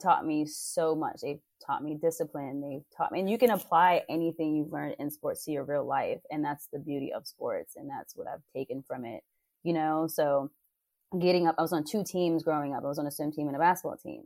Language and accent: English; New York City, New York, United States; now in Los Angeles, United States; I grew up in Harlem, New York City